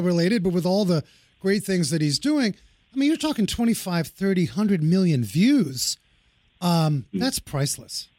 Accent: New York City, New York, United States; when I grew up in New York

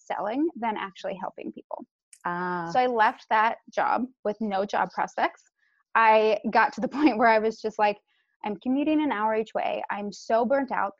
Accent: San Francisco, California, United States; I'm actually sixth generation born and raised in San Francisco.

